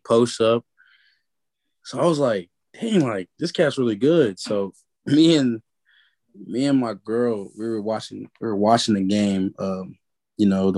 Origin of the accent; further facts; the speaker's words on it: Georgia, United States; moved away as an adult; now in Kentucky, United States; I'm from Georgia